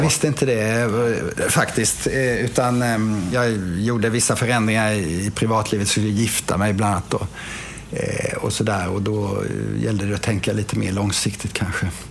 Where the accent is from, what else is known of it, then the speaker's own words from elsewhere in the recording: Lagan, Kronoberg County, Sweden; moved away; jag är då uppväxt i Lagan